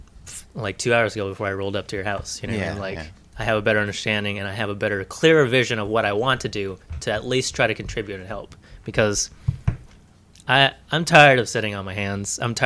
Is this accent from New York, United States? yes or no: yes; Brooklyn, New York, United States; born there; I was born in Brooklyn, okay?